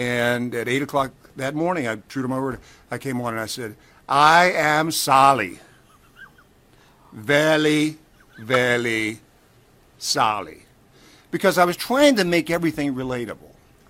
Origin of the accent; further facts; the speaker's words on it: Knoxville, Tennessee, United States; Knoxville, Tennessee.